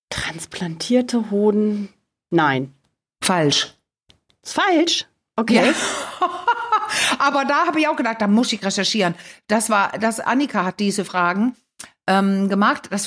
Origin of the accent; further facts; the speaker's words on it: Denmark; Ich bin ja in Dänemark groß geworden.